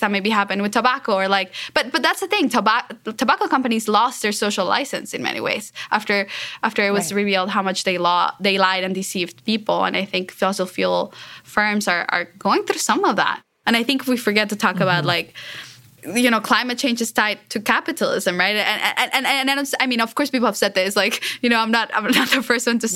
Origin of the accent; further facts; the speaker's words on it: Colombia; I'm from Colombia